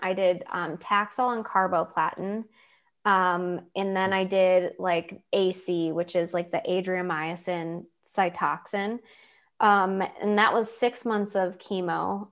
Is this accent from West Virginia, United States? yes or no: no; Lakewood, New York, United States; moved away as an adult; now in Pittsburgh, United States; growing up in Lakewood, New York, and going to Hillcrest